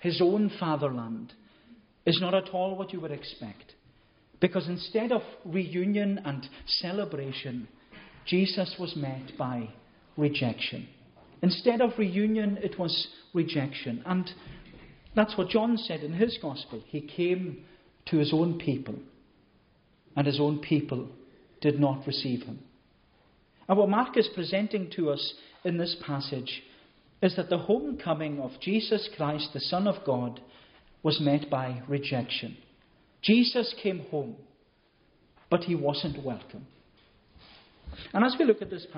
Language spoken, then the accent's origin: English; Scotland, United Kingdom; for the majority of us here this morning, we would regard ourselves as Scottish. We are born and bred Scots